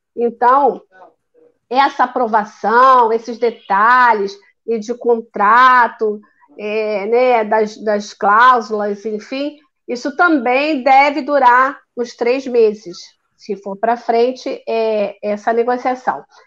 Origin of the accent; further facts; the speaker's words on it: Rio de Janeiro, Brazil; eu sou carioca